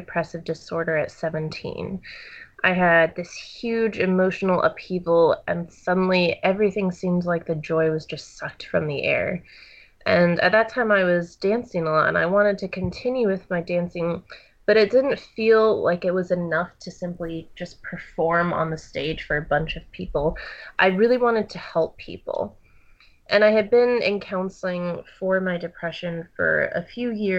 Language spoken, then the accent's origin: English; Charlottesville, Virginia, United States; now in Boston, United States; I'm from Charlottesville, Virginia, but I currently live in Boston, Massachusetts right now.